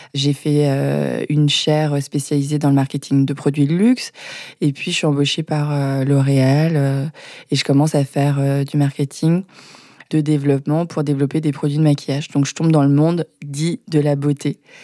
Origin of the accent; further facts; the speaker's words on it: Maisons-Alfort, Île-de-France, France; J'ai grandi à Maison Alfort